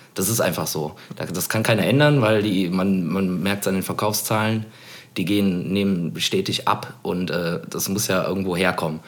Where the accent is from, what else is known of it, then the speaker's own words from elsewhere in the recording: Cologne, North Rhine-Westphalia, Germany; wo ich äh, natürlich groß geworden bin in Poll